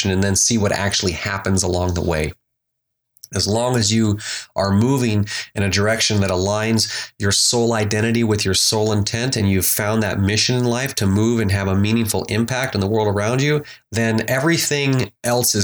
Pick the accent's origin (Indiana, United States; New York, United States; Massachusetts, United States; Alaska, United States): Alaska, United States; moved away; And so I grew up in Alaska. I was born and raised in Alaska